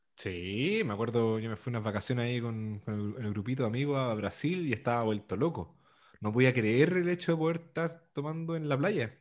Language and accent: Spanish; Santiago, Santiago Metropolitan Region, Chile; yo soy de santiaguino